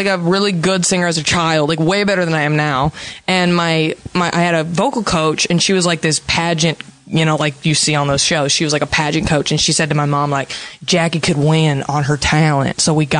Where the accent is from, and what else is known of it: Dallas, Texas, United States; now in Los Angeles, United States